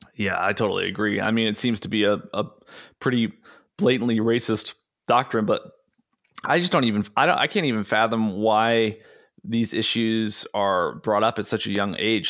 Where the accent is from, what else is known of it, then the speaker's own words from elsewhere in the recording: United States; growing up in the United States in public education